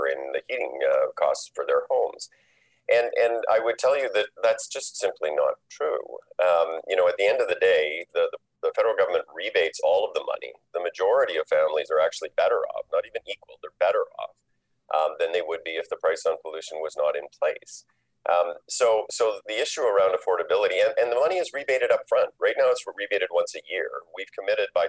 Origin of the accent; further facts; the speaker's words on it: Saskatchewan, Canada; I grew up in Saskatchewan.